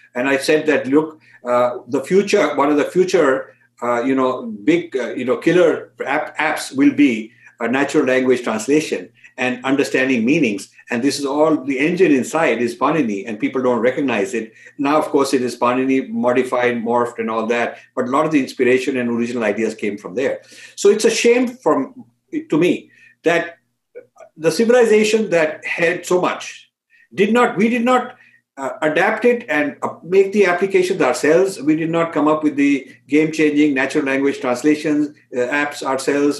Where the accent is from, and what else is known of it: India